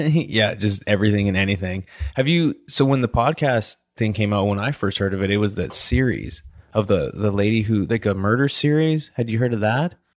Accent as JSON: {"language": "English", "country": "Canada", "also_born_or_lived": "Pittsburgh / Louisiana", "moved": "as an adult", "said": "I'm from Canada"}